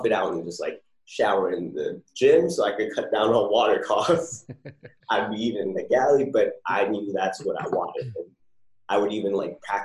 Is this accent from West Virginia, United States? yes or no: no; New Jersey, United States; moved away as an adult; also born or lived in California; now in San Diego, United States; I'm originally from Jersey